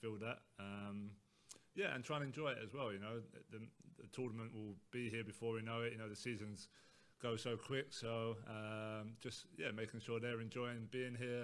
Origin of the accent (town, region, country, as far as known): England, United Kingdom